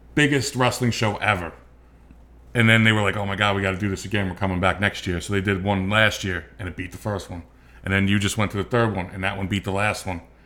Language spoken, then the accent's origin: English; United States; I'm from the U S, I'm not from here